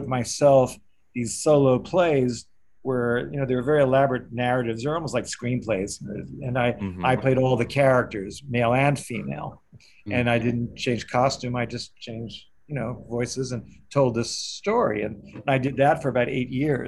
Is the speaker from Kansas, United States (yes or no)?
no; New York, United States; also born or lived in Evanston, Illinois; I'm from New York. Originally, I was born here